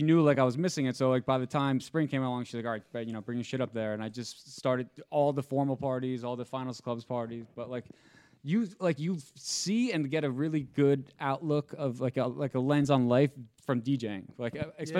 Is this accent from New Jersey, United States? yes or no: yes; New Jersey, United States; I grew up in Jersey like with like, you know, Italian family